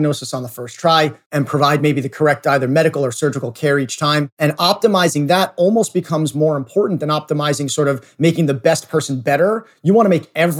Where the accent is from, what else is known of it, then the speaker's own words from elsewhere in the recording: New York City, New York, United States; I grew up in New York City in a relatively normal family